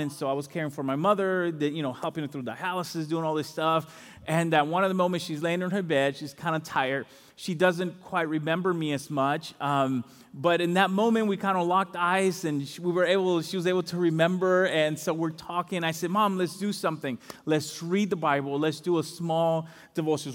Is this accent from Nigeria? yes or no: no; Dominican Republic; moved away; I'm from the Dominican Republic